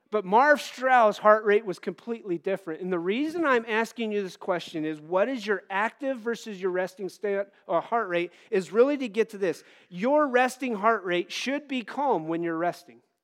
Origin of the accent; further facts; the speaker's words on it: Wyoming, United States; moved away; the church I grew up in out in Wyoming